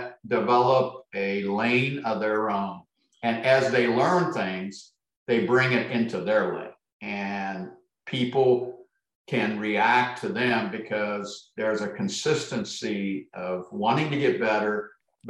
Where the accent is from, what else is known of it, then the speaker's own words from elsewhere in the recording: Ohio, United States; I'm in Beaver Creek, Ohio, which Ohio is where I grew up.